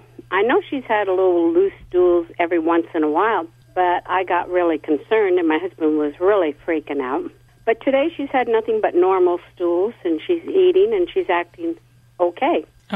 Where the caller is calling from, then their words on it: San Luis Obispo, California, United States; San Luis Obispo.